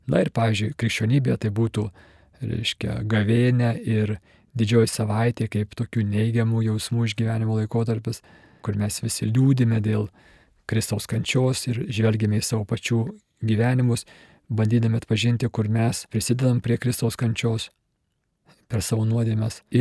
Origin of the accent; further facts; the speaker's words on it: Kaunas, Kaunas County, Lithuania; aš pats esu kaunietis ir, ir krepšinis man nuo vaikystės svarbus